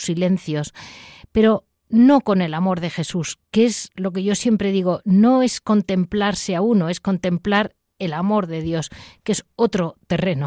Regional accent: Madrid, Community of Madrid, Spain; yo soy de Madrid

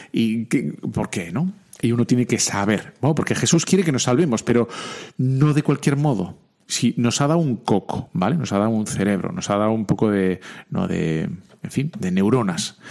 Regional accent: Bilbao, Basque Country, Spain; soy de Bilbao

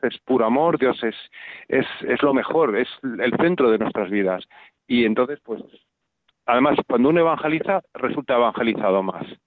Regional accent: Valladolid, Castile and León, Spain; yo que soy de Valladolid

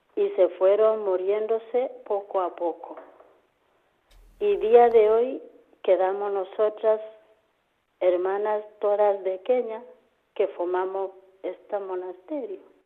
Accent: Kenya; Spanish is a second language; moved away as an adult; now in Antequera, Spain; soy de Kenia

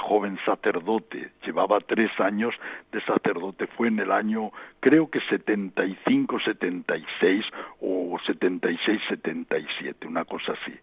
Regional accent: Badalona, Catalonia, Spain; also born or lived in Vélez, Almería; now in Rabat, Morocco; yo viví mi infancia en Badalona, aunque nací en Vélez en la provincia de Almería. A los nueve meses mi familia emigró

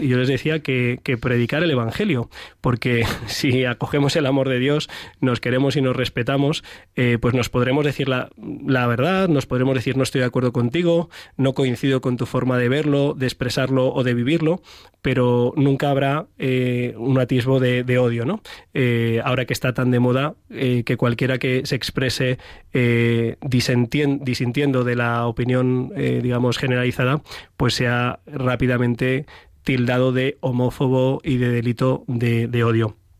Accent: Madrid, Community of Madrid, Spain; los que somos de Madrid

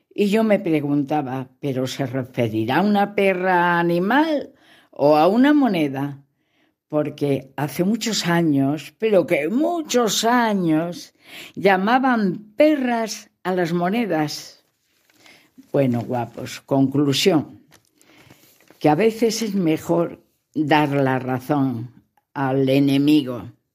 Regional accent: León, Castile and León, Spain; Así se dice en mi tierra, en León, besines

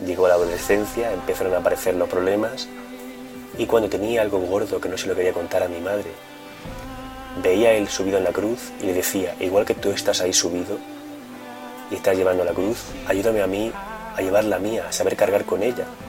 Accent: Murcia, Region of Murcia, Spain; tengo 23 años, soy de Murcia

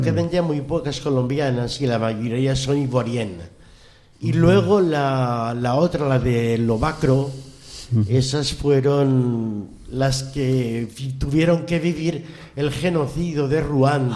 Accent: Spain; yo soy español

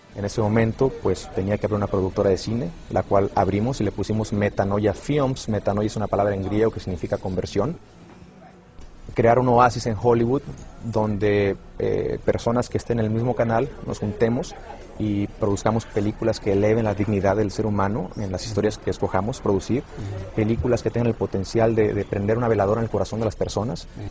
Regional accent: Jicotenca, Tamaulipas, Mexico; moved away as an adult; also born or lived in Mexico City / Miami; now in Los Angeles, United States; Soy originario de un pueblo llamado Jicotenca, en el estado de Tamaulipas, en el norte de México. A la edad de 18 años más o menos me mudé a la Ciudad de México

